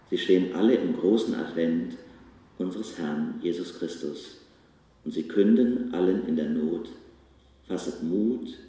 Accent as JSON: {"language": "German", "town": "Bach", "country": "Germany", "tie": "born or raised there", "said": "In meinem Heimatort Bach habe ich dem Letzt gehört, die macht das immer"}